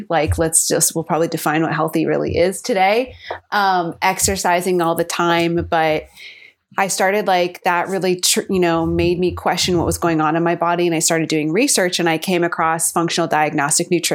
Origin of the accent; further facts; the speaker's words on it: California, United States; also born or lived in San Diego; I grew up in California and then I went to college in San Diego and that's where I currently am.